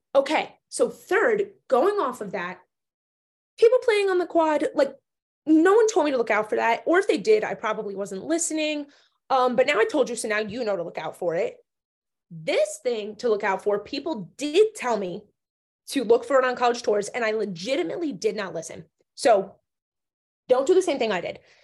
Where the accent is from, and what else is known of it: New Jersey, United States; born or raised there